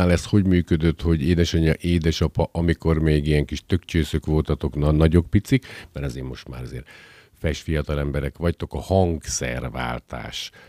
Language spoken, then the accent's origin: Hungarian; Felvidék, Slovakia; holott ugye felvidéki magyarként a szolfés oktatás más jellegű, mint nálunk.